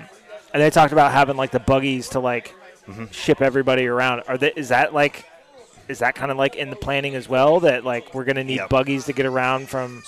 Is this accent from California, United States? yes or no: no; Arizona, United States; So, like, I'm originally from Arizona. My dad, like, grew up partially in, like, Breckenridge. My mom's from Craig. My grandpa, like, was lived in Palisade for a long time.